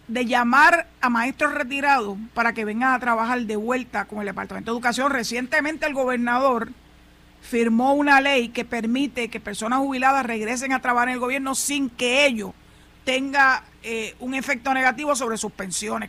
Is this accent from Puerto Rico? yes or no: yes; Puerto Rico; yo soy yo soy boricua para que tú lo sepas. Llevo 67 para 68 años, ya estoy a leído de una semana prácticamente para cumplir los 68 viviendo en este terruño